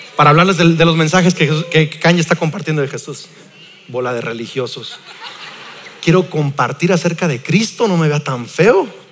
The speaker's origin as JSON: {"language": "Spanish", "town": "Lázaro Cárdenas", "region": "Michoacán", "country": "Mexico", "tie": "born or raised there", "said": "crecimos en Lázaro Cárdenas, aquí está mi tía Magda que no me va a dejar mentir, en Playa Azul"}